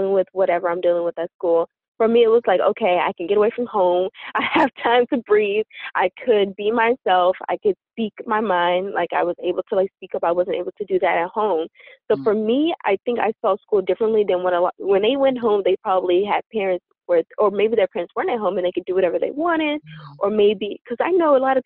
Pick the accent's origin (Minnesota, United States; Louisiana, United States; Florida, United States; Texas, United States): Louisiana, United States; now in Massachusetts, United States; I grew up in Louisiana